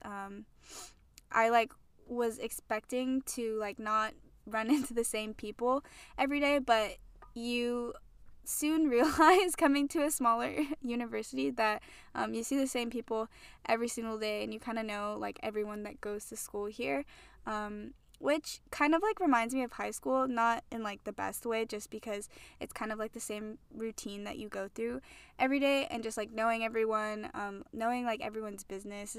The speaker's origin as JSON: {"language": "English", "region": "Hawaii", "country": "United States", "moved": "as an adult", "said": "I'm from Hawaii, and, um, I moved out here out here to school"}